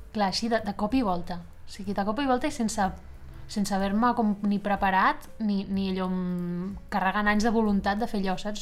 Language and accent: Catalan; Esplugues de Llobregat, Catalonia, Spain; now in Barcelona, Spain; soc d'Esplugues de Llobregat, que és també al costat, i, i, però sí que he fet moltíssima vida a Barcelona i de fet ara visc a Barcelona